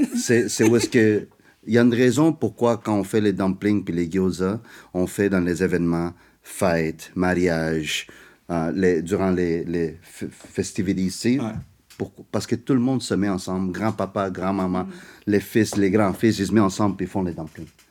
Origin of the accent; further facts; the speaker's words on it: Montreal, Quebec, Canada; French is a second language; also born or lived in South America; je suis né en Amérique du Sud, j'ai grandi, tu sais, j'ai grandi en Amérique du Nord, je viens des parents asiatiques